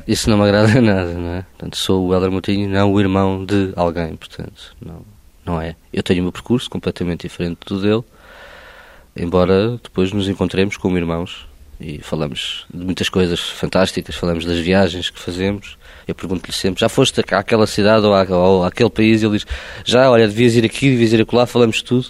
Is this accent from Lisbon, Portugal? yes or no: yes; Oeiras, Lisbon, Portugal; Eu não nasci em Lisboa, nasci em Leiras